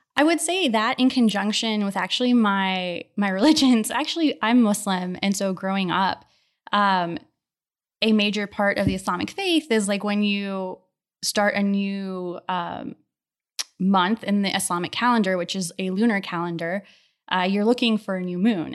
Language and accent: English; Akron, Ohio, United States; now in Houston, United States; I grew up in Ohio, in the Akron area